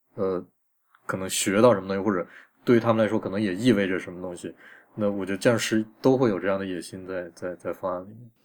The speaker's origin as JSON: {"language": "Chinese", "country": "China", "said": "我们中国人"}